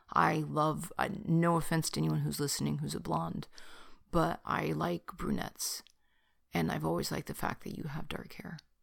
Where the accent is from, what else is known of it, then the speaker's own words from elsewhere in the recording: Bay Area, California, United States; I was born in California and the Bay Area